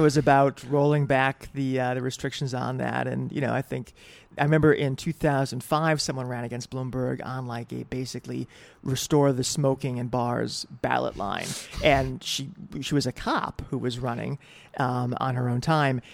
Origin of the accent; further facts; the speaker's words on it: New Britain, Connecticut, United States; moved away as an adult; also born or lived in Boston, Massachusetts / New York City; now in New York, United States; I was born in Boston, lived until I was six, from that area, moved to New Britain, Connecticut, which is a small industrial town, and that's where I went to high school, uh, and did most of high school, and that's effectively where I grew up